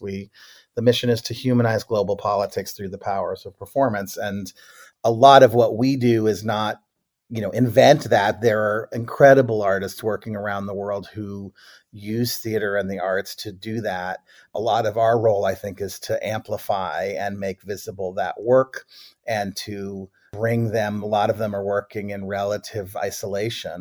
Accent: Boston, Massachusetts, United States; moved away; also born or lived in Brookline, Massachusetts; I grew up in Boston, Boston and Brookline, Massachusetts.

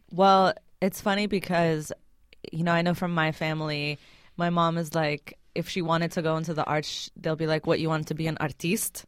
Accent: Beirut, Beirut Governorate, Lebanon; now in United States; I grew up in Beirut, but my mom is out here now

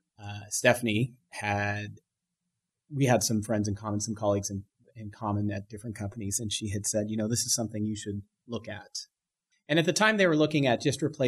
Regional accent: Bay Area, California, United States; also born or lived in Long Beach; I grew up in the Bay Area. I was a native of the South Bay for a long time

